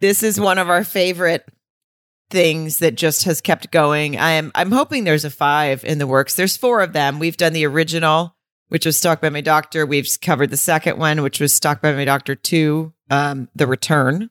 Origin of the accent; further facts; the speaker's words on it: Arkansas, United States; I grew up in Arkansas